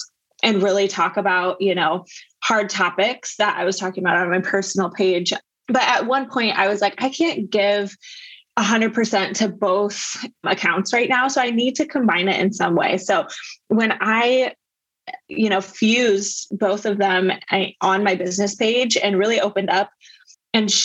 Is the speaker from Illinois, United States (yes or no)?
no; Iowa, United States; moved away as an adult; also born or lived in West Coast; I grew up in the Midwest in Iowa